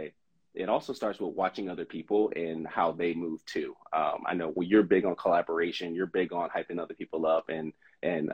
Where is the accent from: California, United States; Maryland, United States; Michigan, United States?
California, United States; Southern; moved away as an adult; now in Oregon, United States; I'm from Southern California, moved here to go to Willamette to play sports